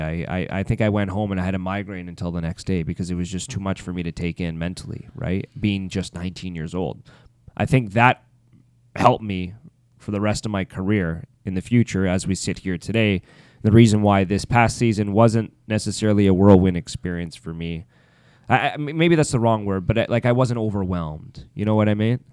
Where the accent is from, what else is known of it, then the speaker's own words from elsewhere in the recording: Ottawa, Ontario, Canada; moved away; being an Ottawa guy